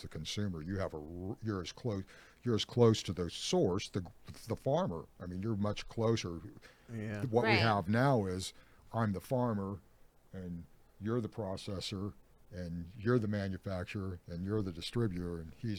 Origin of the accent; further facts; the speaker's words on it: Ukiah, California, United States; And that's the Ukiah, my hometown, is like, that's, I grew up in that neck of the woods, and it's just a way of life there.